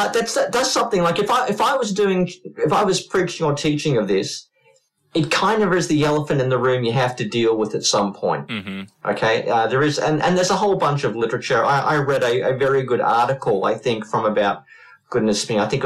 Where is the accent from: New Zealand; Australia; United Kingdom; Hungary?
Australia; Queensland; my home state of Queensland